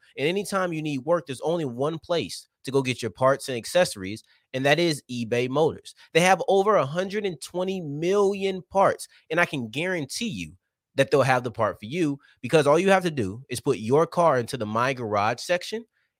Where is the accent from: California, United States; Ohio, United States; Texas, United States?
Texas, United States; Arlington; I told you I'm from Arlington, I consider myself far enough to where I really don't consider myself Dallas